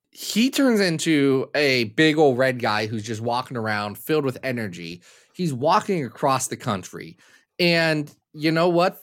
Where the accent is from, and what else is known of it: Ohio, United States